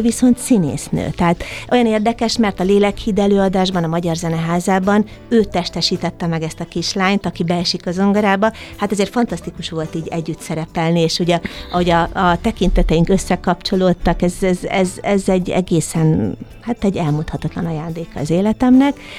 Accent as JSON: {"language": "Hungarian", "town": "Eger", "region": "Heves", "country": "Hungary", "tie": "born or raised there", "said": "Egerben, az én szülővárosomban"}